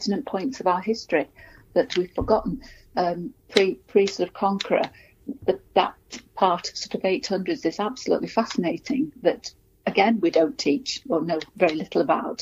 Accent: Cheshire, North West England, United Kingdom; the little town where I was born and brought up in Cheshire

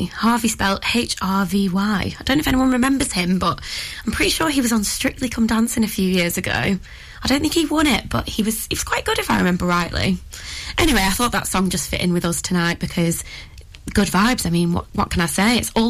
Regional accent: Ribble Valley, North West England, United Kingdom; born and raised in the Ribble Valley, don't get me wrong, I love it here

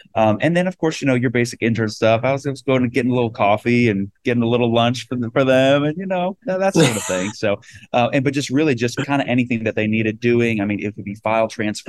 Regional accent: Rhode Island, United States; moved away as an adult; now in Nashville, United States; I'm from Rhode Island, which is the small state in America originally

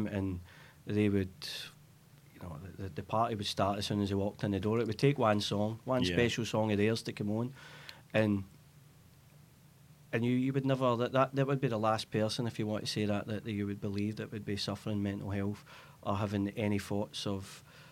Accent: Glasgow, Scotland, United Kingdom; Born and bred in Castlemilk and Castlemilk people

